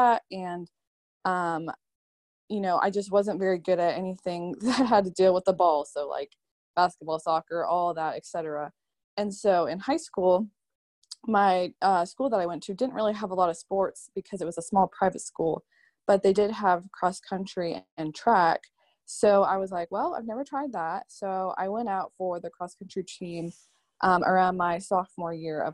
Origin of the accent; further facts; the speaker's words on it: Charlotte, North Carolina, United States; I am from Charlotte, North Carolina